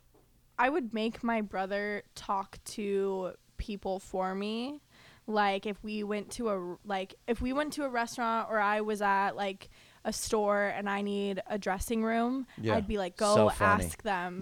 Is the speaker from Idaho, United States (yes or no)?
yes; Boise, Idaho, United States; moved away as an adult; also born or lived in Las Vegas; now in Los Angeles, United States; I'm from Boise, Idaho.